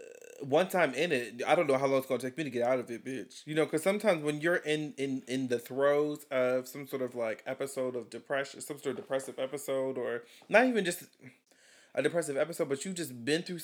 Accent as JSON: {"language": "English", "town": "Chicago", "region": "Illinois", "country": "United States", "said": "I am from Chicago."}